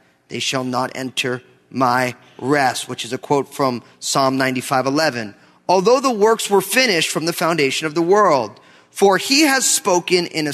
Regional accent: New Jersey, United States; Growing up in New Jersey, I remember I had friends who I was going to college

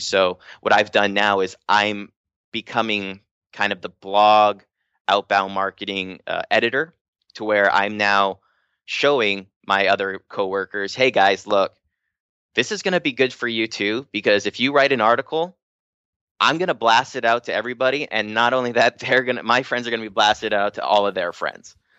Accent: Hawaii, United States; I'm from Hawaii

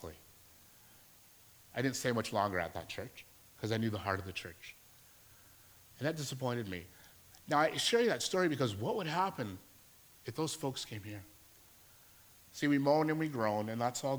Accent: Alberta, Canada; moved away as an adult; I'm from Alberta. Just moved here to work at a church.

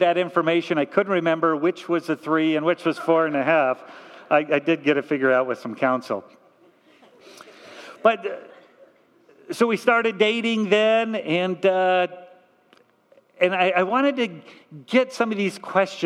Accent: Torrance, California, United States; I was raised in Torrance, not too far from here

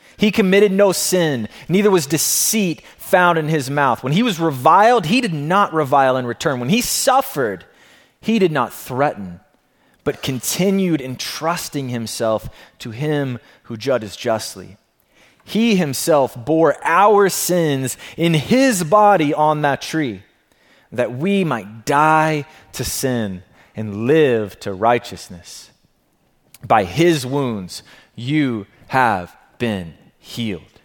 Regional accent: Alabama, United States; I come from the South, being from Alabama, the Bible Belt

